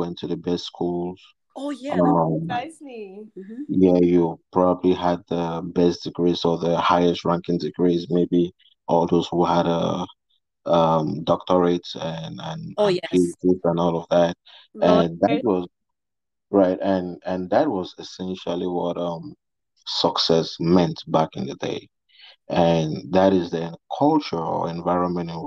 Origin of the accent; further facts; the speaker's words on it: Cameroon; now in Dallas, United States; I'm from Cameroon, and I'm based in Dallas, Texas.